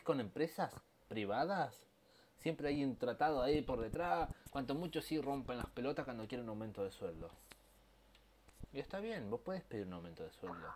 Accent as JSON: {"language": "Spanish", "country": "Argentina", "said": "De como argentino que soy y amo mi país."}